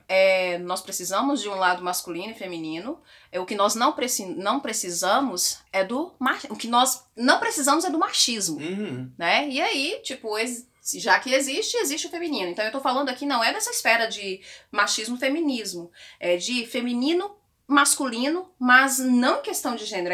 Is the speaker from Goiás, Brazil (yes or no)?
yes; Posse, Goiás, Brazil; eu era adolescente na igreja evangélica na cidade de interior, que foi onde eu nasci, em Posse, oh, Goiás